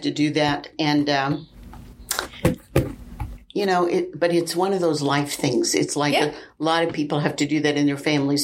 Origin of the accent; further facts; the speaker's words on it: Wichita, Kansas, United States; moved away as an adult; now in St. Louis, United States; I'm from the Wichita area. We're living in St. Louis.